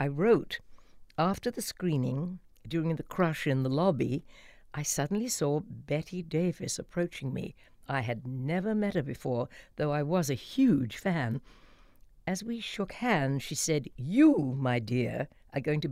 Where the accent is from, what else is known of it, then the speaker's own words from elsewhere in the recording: Walton-on-Thames, South East England, United Kingdom; moved away as an adult; also born or lived in Los Angeles; in my hometown in Walton-on-Thames